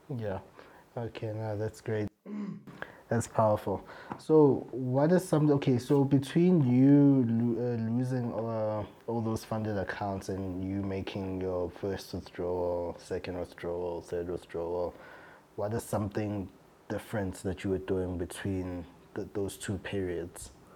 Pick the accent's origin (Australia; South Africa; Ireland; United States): South Africa; as South African traders